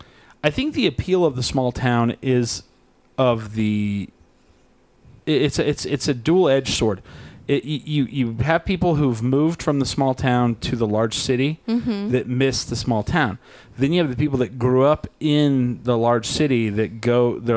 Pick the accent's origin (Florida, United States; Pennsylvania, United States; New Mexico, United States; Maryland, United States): New Mexico, United States; I'm from New Mexico, they go, oh, do you know Roswell? And I'm like, yeah, I grew up an hour from there.